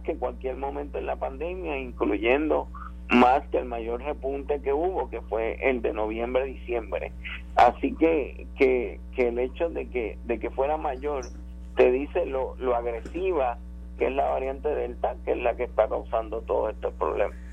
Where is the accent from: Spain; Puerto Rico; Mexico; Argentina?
Puerto Rico; nosotros somos una colonia de Estados Unidos